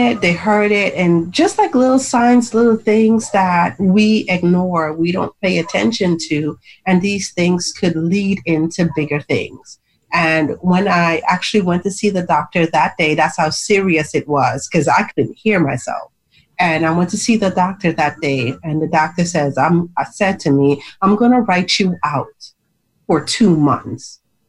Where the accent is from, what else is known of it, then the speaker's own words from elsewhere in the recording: U.S. Virgin Islands; now in Maryland, United States; I'm from the Virgin Islands, but I actually live in Maryland. And I'm in the Virgin Islands right now.